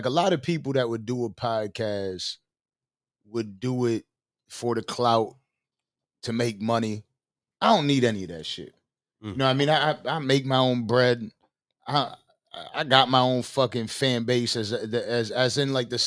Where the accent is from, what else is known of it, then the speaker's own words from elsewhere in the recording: Buffalo, New York, United States; now in South Florida, United States; I'm from Buffalo